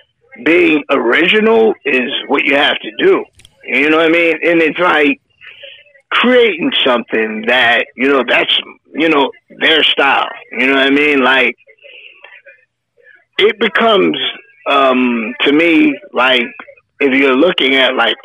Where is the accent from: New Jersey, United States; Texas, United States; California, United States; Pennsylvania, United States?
New Jersey, United States; I grew up and lived in New Jersey all my life